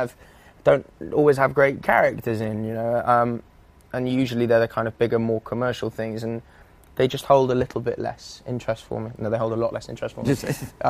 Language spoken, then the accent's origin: English; Wales, United Kingdom; moved away as an adult; also born or lived in England / London; moved to Wales when I was still when I was a couple of years old, and was there until I was 19